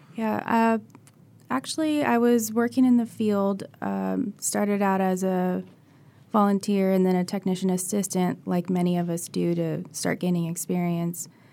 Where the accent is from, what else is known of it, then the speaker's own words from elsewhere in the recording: California, United States; moved away as an adult; now in Florida, United States; I'm actually from California, and they had a job posting at U F, and that's how I g, ended up here